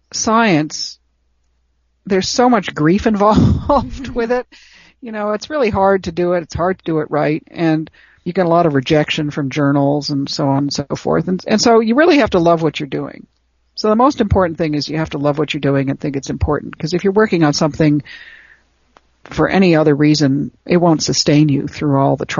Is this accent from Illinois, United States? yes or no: yes; Chicago, Illinois, United States; I grew up in Chicago, on the south side of Chicago, in Hyde Park